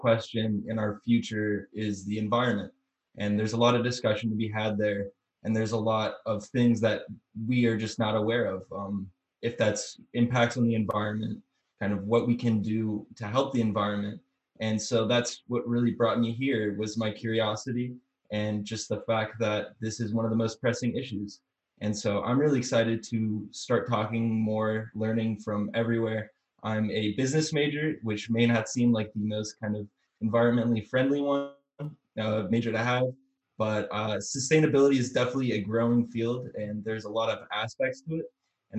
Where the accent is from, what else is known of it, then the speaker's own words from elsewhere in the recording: Ohio, United States; moved away as an adult; now in New York, United States; I'm originally from Ohio